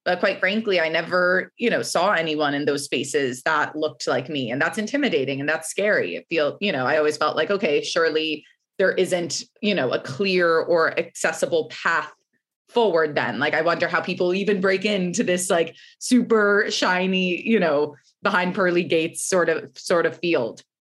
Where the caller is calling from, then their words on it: New York City, New York, United States; I am calling in from Brooklyn, New York this morning.